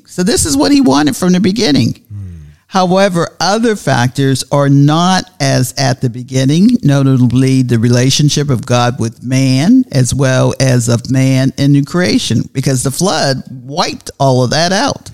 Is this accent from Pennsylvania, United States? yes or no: yes; Pittsburgh, Pennsylvania, United States; now in Tallahassee, United States; I'm originally from Pittsburgh, Pennsylvania